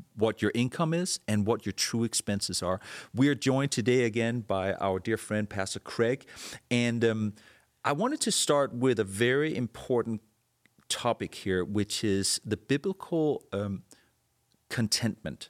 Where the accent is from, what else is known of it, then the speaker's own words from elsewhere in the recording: Denmark; moved away; I was born and raised in Denmark